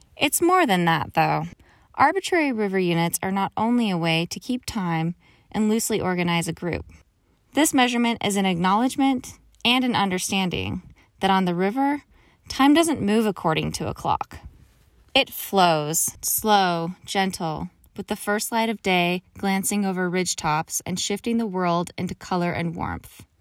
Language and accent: English; Pennsylvania, United States; moved away; Growing up in Pennsylvania